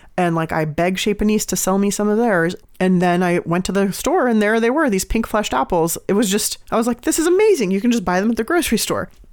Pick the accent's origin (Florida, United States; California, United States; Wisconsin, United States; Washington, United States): California, United States; San Diego; also born or lived in Iran (family); now in Oakland, United States; I'm from San Diego, so I grew up going to Mexico a lot.